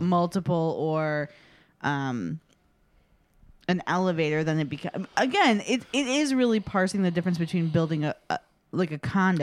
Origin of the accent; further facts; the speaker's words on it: Chicago, Illinois, United States; I grew up in the South Side, like the South Suburbs of Chicago